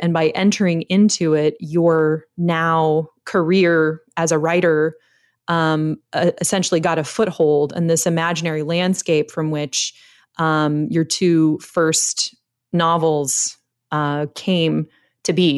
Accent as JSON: {"language": "English", "country": "United States", "said": "I'm an American"}